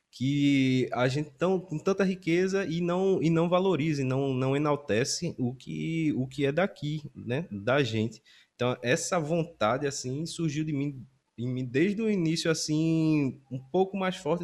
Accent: Recife, Pernambuco, Brazil; also born or lived in Timbaúba, Pernambuco / Aliança, Pernambuco; eu nasci em Timbaúba, na zona da Mata Norte. E mas desde sempre eu moro aqui em Recife.

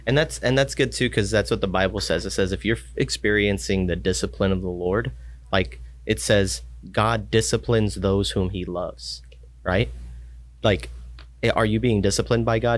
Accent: Texas, United States; I grew up in Texas

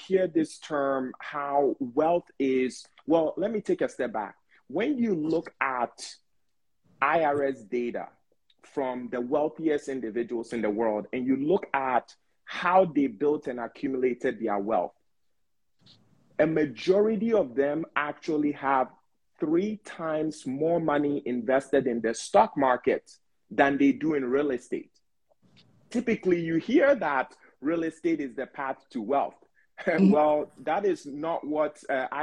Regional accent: Ghana; also born or lived in Bronx, New York, United States; now in United States; as an immigrant, being born and raised in Ghana, coming to the U.S., like starting off in Bronx, New York

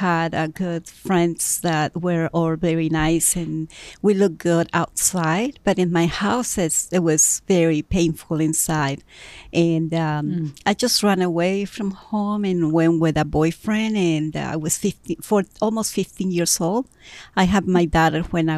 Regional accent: Mexico; also born or lived in Mexico City; now in United States; I'm from Mexico City, and I was born there, and I was raised in different places in Mexico.

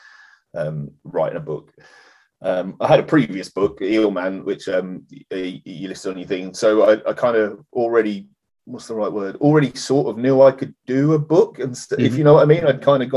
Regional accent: Parson Drove, East of England, United Kingdom; now in Norfolk, United Kingdom; we grew up in the Fens, the deepest, darkest Fens, a place called Parson Drove

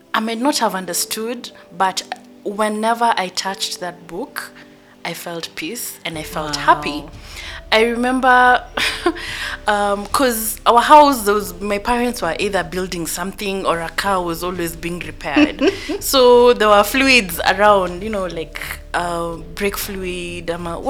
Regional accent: Nairobi, Kenya; I grew up in Eastlands.

